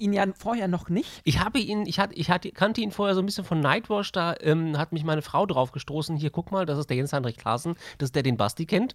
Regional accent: Berlin, Germany; Wir sind Berliner und stolz drauf

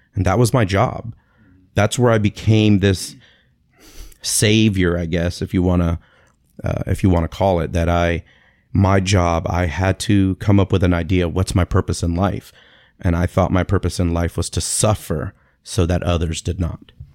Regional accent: Tampa, Florida, United States; also born or lived in Springfield, Massachusetts; I was born in Springfield, Massachusetts, uh, nineteen seventy-seven, and, uh, moved to Tampa, Florida when I was about six months old

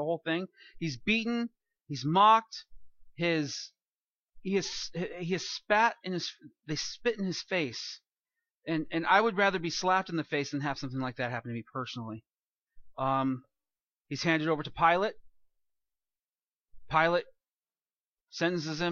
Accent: California, United States; I'm from California, and I've lived through several earthquakes

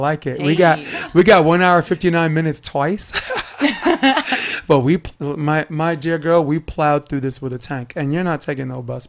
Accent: New York City, New York, United States; accent: Brooklyn; moved away; I grew up on Flatbush Avenue. I identified half of my life being African American.

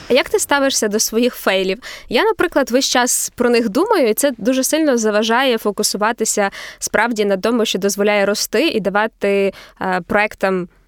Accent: Kyiv, Ukraine; moved away as an adult; now in Sydney, Australia; Я виросла в Києві. Да, я народилася в Києві.

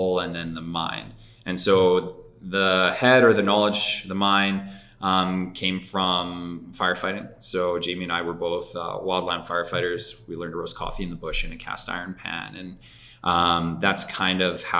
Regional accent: Calgary, Alberta, Canada; born and raised in Calgary

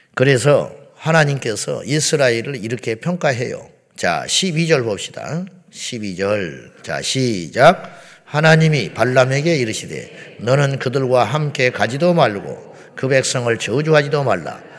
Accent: South Korea

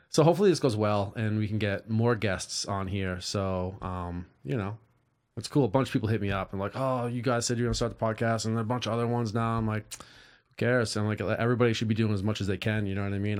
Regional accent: East Coast, United States; now in California, United States; I grew up on the East Coast

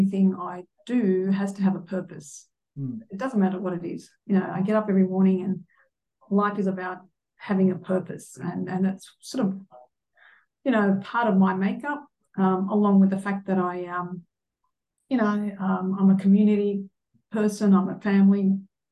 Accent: Sydney, New South Wales, Australia; born and bred in Sydney

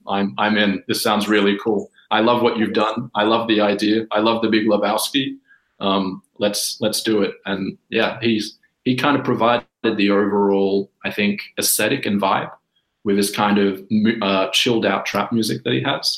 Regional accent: Australia; moved away as an adult; also born or lived in Sydney; now in Helsinki, Finland; I'm Australian originally. I'm taking the call of you from Helsinki, Finland

